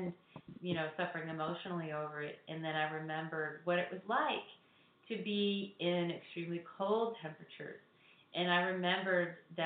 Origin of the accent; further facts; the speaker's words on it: Texas, United States; also born or lived in Hawaii / Chicago area, Illinois / Southwest Florida; now in Florida, United States; I grew up in Texas, and I also lived in Hawaii